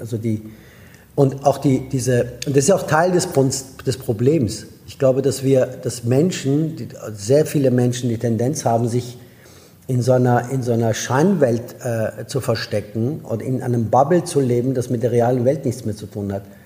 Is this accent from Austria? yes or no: yes; Austria; German is a second language; moved away as an adult; also born or lived in Iran / France / Germany / United States; now in Barcelona, Spain; bin in Österreich groß geworden